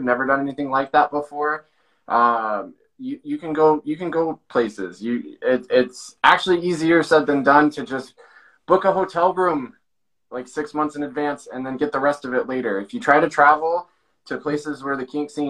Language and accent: English; Montana, United States; moved away; coming from Montana